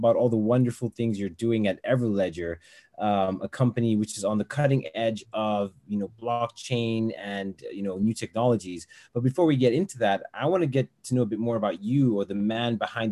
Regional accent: Botswana; I grew up in Botswana, where, you know, a big part of our economy is diamonds

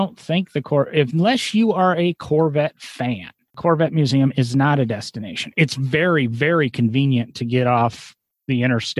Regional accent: Omaha, Nebraska, United States; born there; I was born in Omaha, but, you know, and I'm a Nebraska Cornhusker fan football-wise, Osborne days.

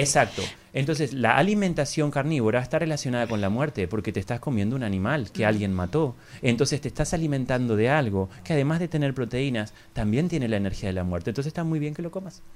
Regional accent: Argentina; es una escuela que fundamos junto con mi esposa en el año 2007 en Argentina, de donde yo soy

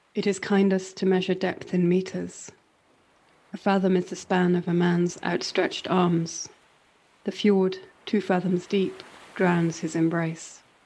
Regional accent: Northumbrian coast, North East England, United Kingdom; I grew up on the Northumbrian coast

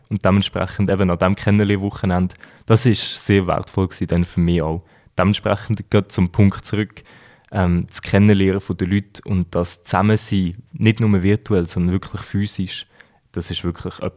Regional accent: Switzerland; Natürlich, wir sind beide Schweizer, die, äh, die Rina ist Schweizerin, ich bin Schweizer.

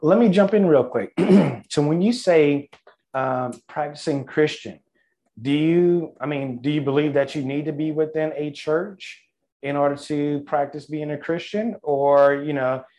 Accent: Louisiana, United States; growing up in Louisiana

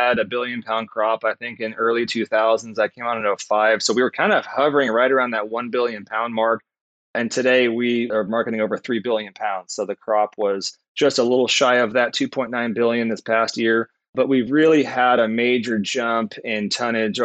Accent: Southern California, United States; I grew up in Southern California. I was a surfer.

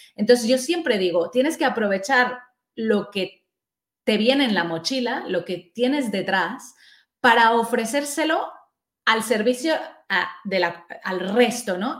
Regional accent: Mexico; moved away as an adult; now in Spain; yo soy mexicana

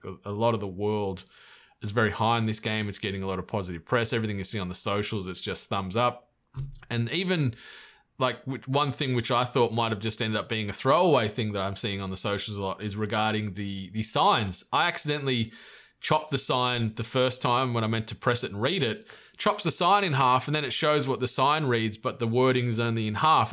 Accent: Australia; I'm Australian

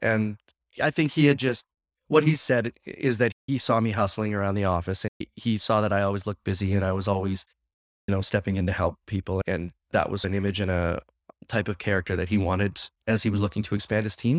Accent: Saskatchewan, Canada; now in Windsor, Canada; I'm born and bred in Saskatchewan

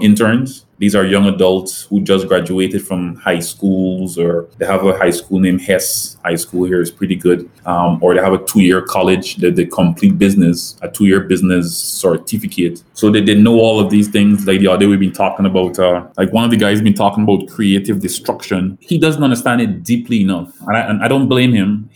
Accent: Guyana; moved away as an adult; also born or lived in Florida, United States; now in St. Lucia; I grew up in Guyana

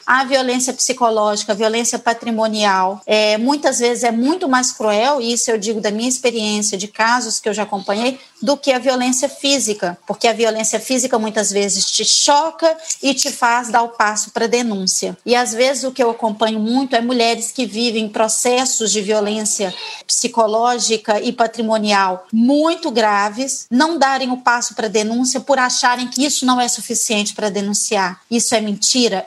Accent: Brazil; moved away; somos brasileiras, que saímos do Brasil

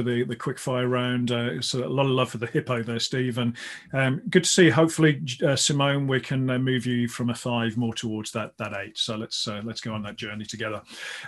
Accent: Midlands, United Kingdom; I grew up in the Midlands and I played a lot of basketball actually, when I was growing up

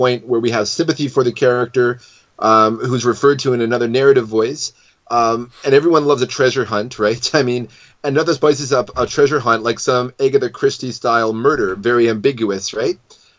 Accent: Scotland, United Kingdom; And as a Scotsman, that's kind of even more weird, because you think there'd be some patriotism towards the Stuart line

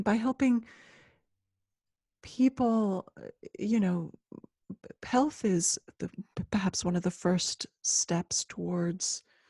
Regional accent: Ecuador; also born or lived in Switzerland; Yes. So I'm originally from Ecuador, and I left Switzerland, where I'd finished high school.

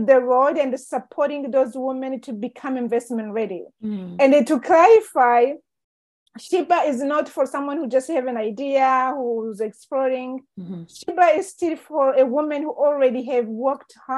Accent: Rwanda; I was born and raised in Rwanda and growing up in Rwanda

